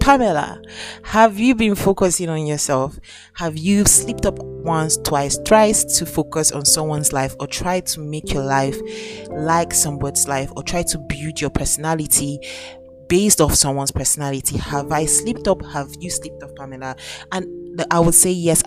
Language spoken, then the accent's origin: English; Nigeria; I'm Nigerian. I'm currently in Nigeria as I am currently making this podcast.